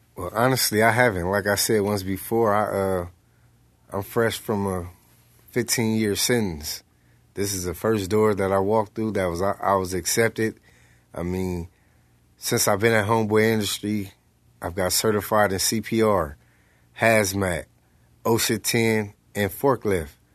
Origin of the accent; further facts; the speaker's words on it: Los Angeles, California, United States; South Central Los Angeles